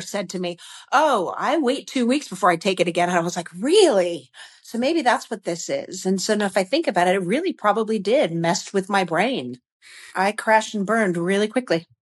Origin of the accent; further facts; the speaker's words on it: Connecticut, United States; now in Texas, United States; I'm a Yankee. I'm from Connecticut originally.